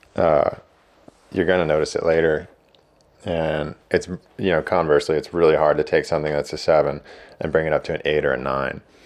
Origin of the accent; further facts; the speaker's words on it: Blairstown, New Jersey, United States; also born or lived in Long Beach Island, New Jersey; I grew up in Blairstown, like, almost, uh, almost Poconos